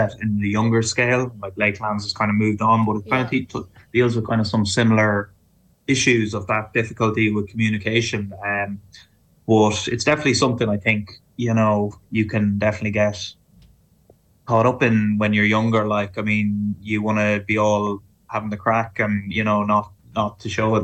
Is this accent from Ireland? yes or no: yes; Ireland; our experience of growing up in Ireland